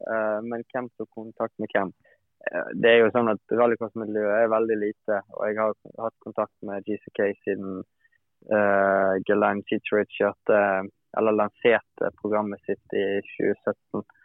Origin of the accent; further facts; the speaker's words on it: Bergen, Vestland, Norway; hjemme i Bergen